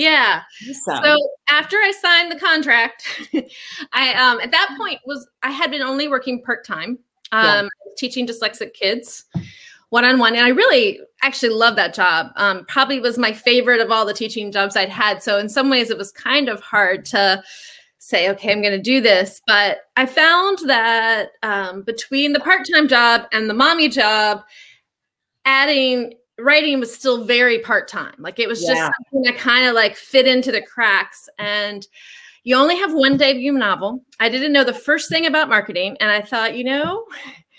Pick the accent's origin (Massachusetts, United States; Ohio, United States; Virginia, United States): Virginia, United States; Virginia Beach; also born or lived in Maryland; now in Richmond, United States; I was born in Maryland, but I don't remember because I was little when we moved to Virginia. But I grew up in Virginia Beach